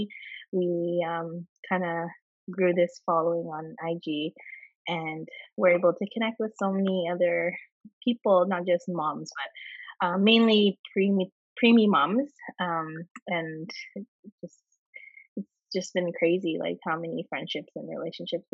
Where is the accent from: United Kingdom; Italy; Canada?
Canada; Vancouver, British Columbia; I'm born and raised in Canada.